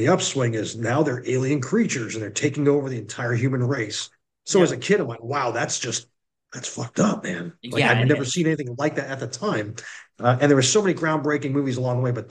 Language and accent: English; Massachusetts, United States; now in South Carolina, United States; I'm from Massachusetts originally